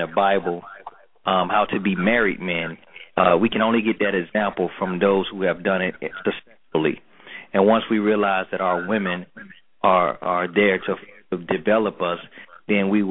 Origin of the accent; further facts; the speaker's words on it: Atlanta, Georgia, United States; I grew up in Atlanta Projects, you know, Perry Home, in Buckhead, you know, that's where I was from